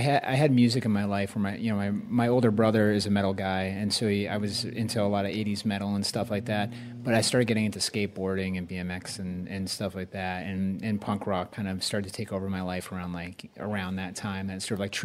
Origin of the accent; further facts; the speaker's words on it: Massachusetts, United States; I grew up in Massachusetts